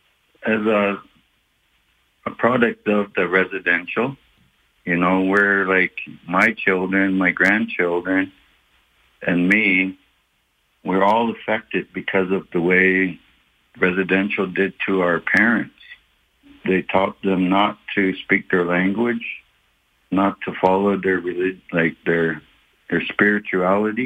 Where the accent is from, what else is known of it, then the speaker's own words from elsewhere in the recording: Kainai First Nation, Alberta, Canada; I was born on the Kainai Blood First Nations